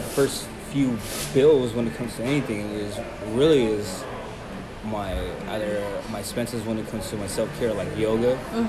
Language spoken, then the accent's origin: English; United States; born there; I was born here in the United States.